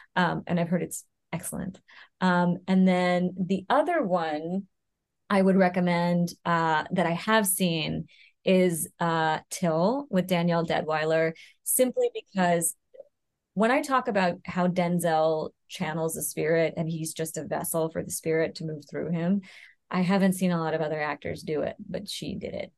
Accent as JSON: {"language": "English", "town": "Louisville", "region": "Kentucky", "country": "United States", "tie": "born or raised there", "said": "I was born and raised in Louisville, Kentucky"}